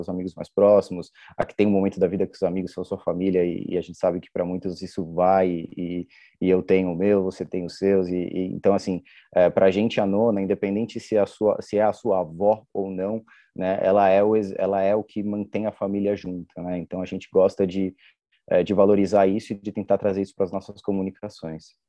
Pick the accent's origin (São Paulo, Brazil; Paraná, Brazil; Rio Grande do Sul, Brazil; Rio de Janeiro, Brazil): São Paulo, Brazil; É uma expressão muito utilizada aqui na Moca, nós nascemos na Moca